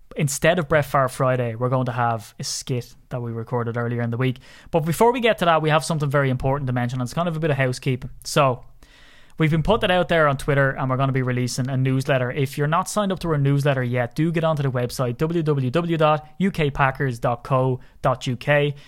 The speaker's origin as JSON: {"language": "English", "country": "Ireland", "said": "I'm Irish"}